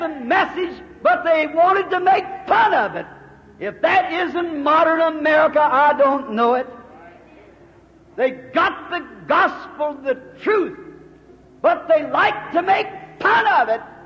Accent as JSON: {"language": "English", "country": "United States", "said": "I'm an American"}